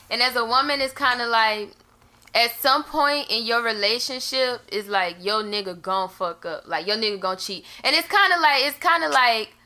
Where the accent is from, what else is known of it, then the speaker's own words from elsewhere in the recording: New Orleans, Louisiana, United States; accent: New Orleans; also born or lived in North Carolina; now in Atlanta, United States; I'm born and raised in New Orleans